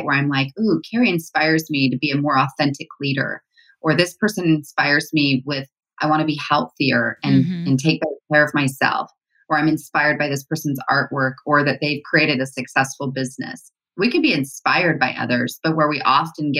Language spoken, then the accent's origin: English; Utah, United States; I grew up here in Utah